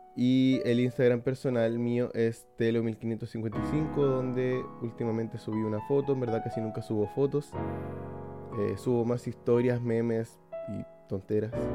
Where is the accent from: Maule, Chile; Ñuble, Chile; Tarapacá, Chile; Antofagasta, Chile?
Tarapacá, Chile; Iquique; la ciudad de Iquique, de donde soy yo